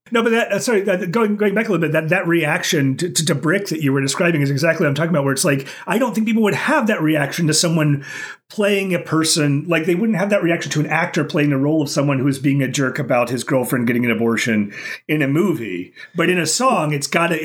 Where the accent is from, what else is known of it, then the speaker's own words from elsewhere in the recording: Oklahoma, United States; now in Okinawa, Japan; I growing up in Oklahoma, like it would get really hot during the day